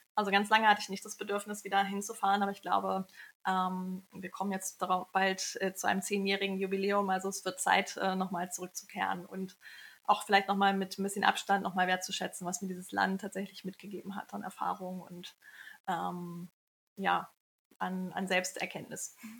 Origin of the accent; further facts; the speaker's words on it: Kiel, Schleswig-Holstein, Germany; moved away as an adult; also born or lived in India; now in Hamburg, Germany; Ich bin aus Kiel, bin dort aufgewachsen, habe Pharmazie in Kiel studiert